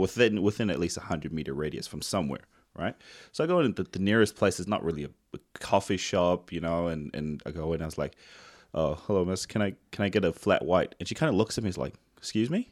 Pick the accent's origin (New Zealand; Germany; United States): New Zealand; moved away; I'm from New Zealand